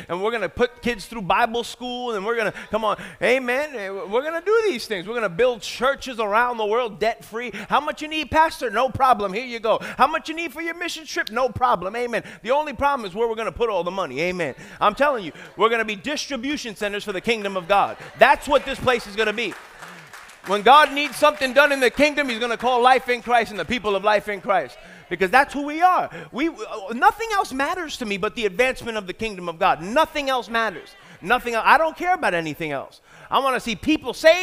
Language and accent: English; New York City, New York, United States; moved away as an adult; I'm from New York.